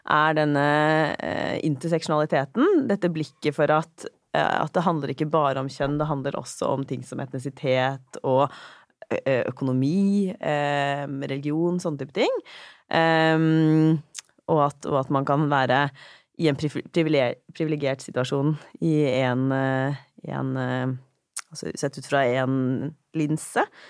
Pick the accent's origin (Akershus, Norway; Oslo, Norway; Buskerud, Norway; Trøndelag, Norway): Buskerud, Norway; Drammen; når jeg vokste opp i, i, i Drammen også, på, ehm, på 90-tallet